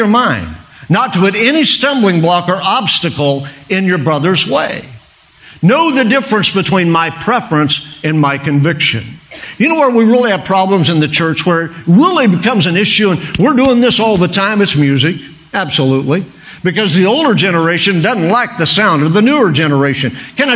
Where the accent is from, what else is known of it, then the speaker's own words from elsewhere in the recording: Oklahoma, United States; I'm a redneck from Oklahoma